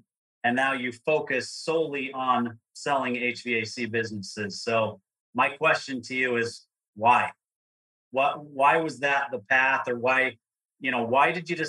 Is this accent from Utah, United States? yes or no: yes; Provo, Utah, United States; born or raised there